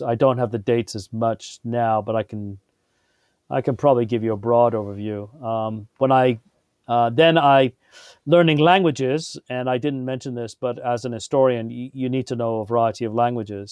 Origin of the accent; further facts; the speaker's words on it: England, United Kingdom; moved away; I grew up in England